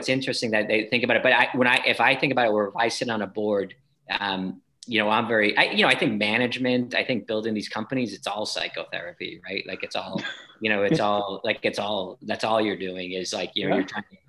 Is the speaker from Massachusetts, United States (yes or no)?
yes; Boston, Massachusetts, United States; growing up in Boston